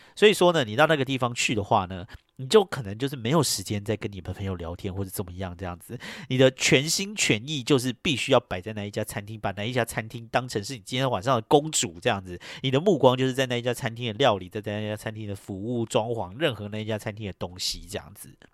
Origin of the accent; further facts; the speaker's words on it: Taiwan; moved away as an adult; now in New York, United States; 我一个就是这种在台湾出生长大的本土台湾人移民到这边来的